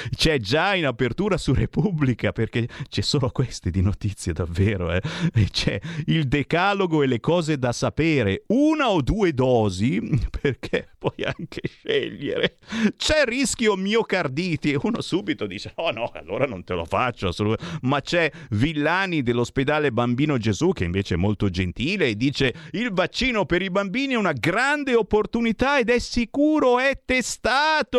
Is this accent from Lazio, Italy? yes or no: no; Monza, Lombardy, Italy; moved away; sono nato a Monza, ho vissuto 30 anni a Monza e quindi lì ho eh, le mie ragioni radici